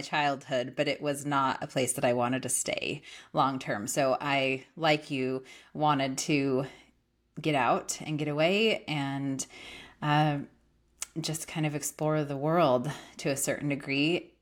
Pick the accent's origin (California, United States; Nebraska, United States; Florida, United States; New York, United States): California, United States; moved away as an adult; also born or lived in Idaho; now in Austin, United States; I grew up in California in a little teeny town